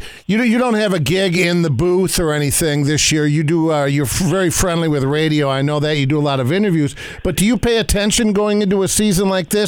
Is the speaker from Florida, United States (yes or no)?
no; Detroit, Michigan, United States; moved away; my hometown of Detroit